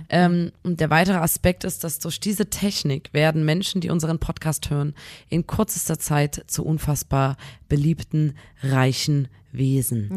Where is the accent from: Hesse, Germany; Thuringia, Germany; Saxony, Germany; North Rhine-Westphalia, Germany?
Saxony, Germany; Chemnitz